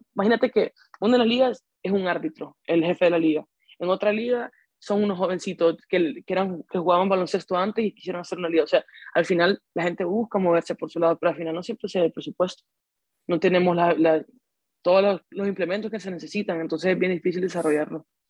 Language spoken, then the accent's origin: Spanish; Honduras; al ser hondureño